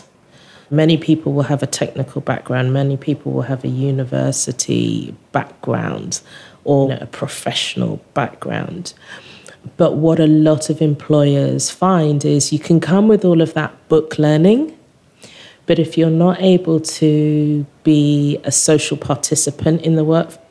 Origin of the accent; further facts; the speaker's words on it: England, United Kingdom; I'm English